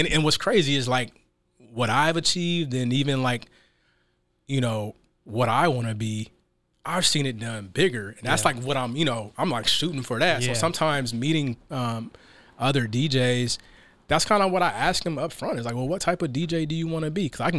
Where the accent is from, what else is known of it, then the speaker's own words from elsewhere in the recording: Seattle, Washington, United States; I mean, I'm from Seattle, so you know, went to, you know, elementary school, high school, college, all here in Seattle. So I'm very much a product of Seattle.